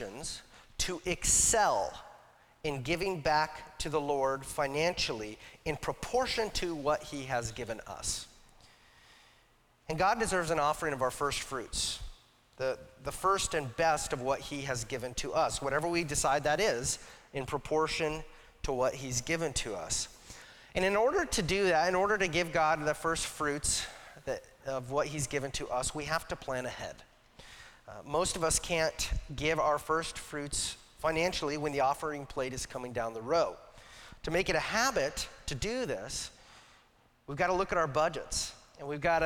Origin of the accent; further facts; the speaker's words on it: Casper, Wyoming, United States; now in Washington, United States; I grew up in Casper, Wyoming